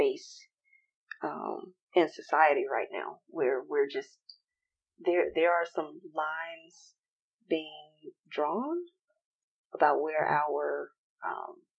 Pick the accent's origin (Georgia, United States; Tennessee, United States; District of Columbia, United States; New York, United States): Georgia, United States; Atlanta; I'm a proud girl from Atlanta